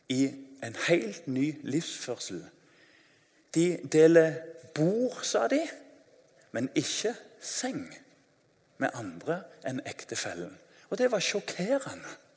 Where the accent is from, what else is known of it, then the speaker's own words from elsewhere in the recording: Tananger, Rogaland, Norway; Jeg husker når jeg var ungdom, det er ikke lenge siden, så eh, husker jeg Hjemme i Tananger